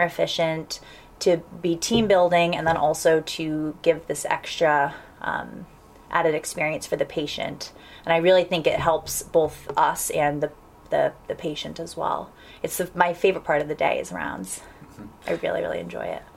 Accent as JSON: {"language": "English", "town": "Providence", "region": "Rhode Island", "country": "United States", "tie": "born or raised there", "also_born_or_lived": "Washington, D.C. / New England", "moved": "as an adult", "lives_now": "Davis, United States", "said": "born and raised in Providence, Rhode Island"}